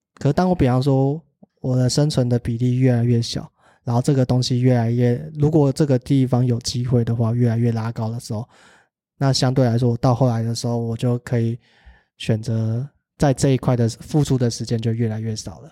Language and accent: Chinese; Taiwan; 我是台湾人